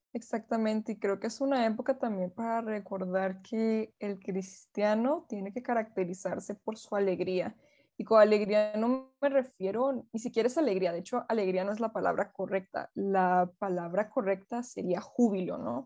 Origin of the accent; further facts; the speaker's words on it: Venezuela; Yo soy venezolana